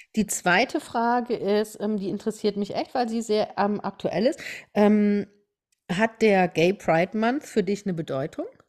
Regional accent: Germany; hier bei uns in Deutschland

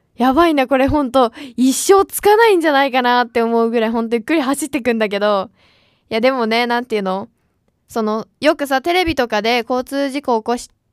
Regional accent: Gunma, Japan; born or raised there; now in Tokyo, Japan

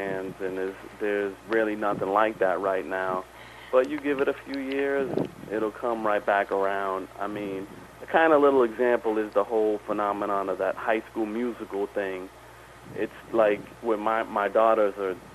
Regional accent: Boston, Massachusetts, United States; I stayed living at the house I grew up in Dorchester

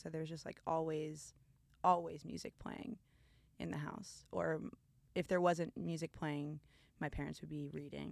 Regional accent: Connecticut, United States; moved away as an adult; also born or lived in Colorado; now in Philadelphia, United States; growing up in Connecticut

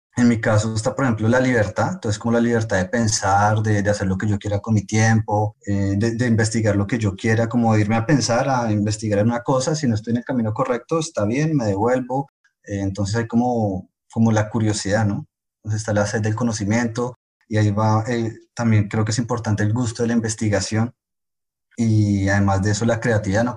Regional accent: Colombia; moved away as an adult; now in France; también colombiano. Yo venía a Francia en 2016 a hacer mi doctorado

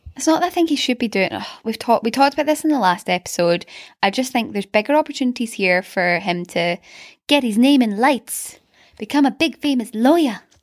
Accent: Glasgow, Scotland, United Kingdom; in Glasgow, um, we had the private school, which was round the corner from us

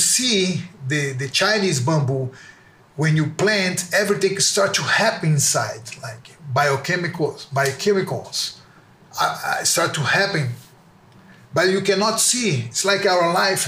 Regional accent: near the Amazon, Brazil; also born or lived in Salvador, Bahia, Brazil / Japan (father's origin); I was born in Salvador, is one state in Brazil. Then I moved to close to the Amazon

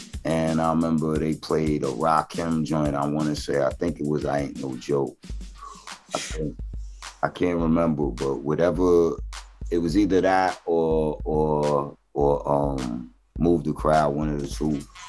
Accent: New York City, New York, United States; I was born in Flushing, like, so the Mets were like, that's my hometown.

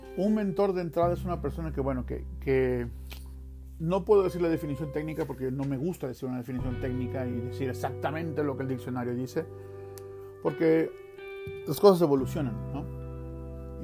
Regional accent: Veracruz, Mexico; moved away as an adult; now in Utah, United States; yo vengo de la playa, yo soy de Veracruz y yo vivía cerca de la playa

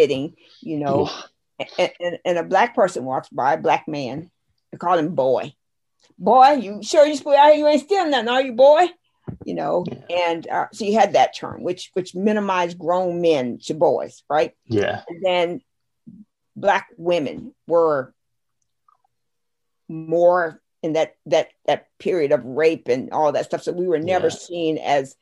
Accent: South Carolina, United States; I grew up in South Carolina, rural, poor

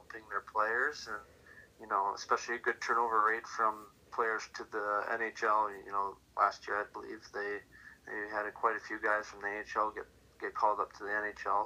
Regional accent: Minnesota, United States; Growing up in Minnesota

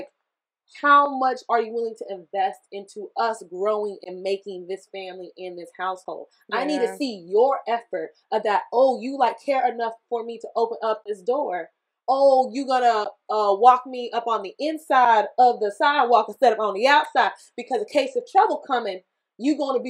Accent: the South, United States; I was from the South

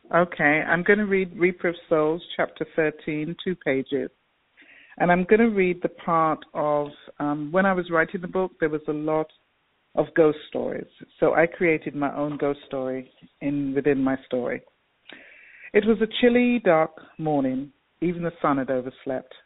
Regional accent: London, United Kingdom; moved away as an adult; also born or lived in Jamaica; now in United States; I grew up in England. I went to England when I was three

